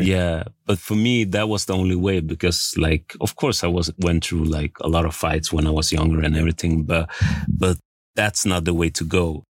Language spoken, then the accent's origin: English; Västerås, Västmanland, Sweden; I'm born and raised in Sweden. I came from a small town called Västerås.